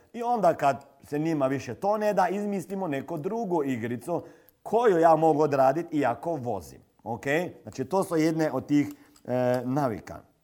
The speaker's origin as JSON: {"language": "Croatian", "country": "Slovenia", "said": "kod nas u Sloveniji"}